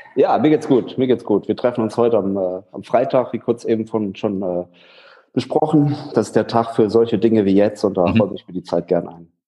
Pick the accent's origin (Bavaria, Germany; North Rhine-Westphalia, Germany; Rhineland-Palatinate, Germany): Rhineland-Palatinate, Germany; moved away as an adult; also born or lived in Schwerin; mittlerweile bin ich in meiner Heimatstadt in der Pfalz wieder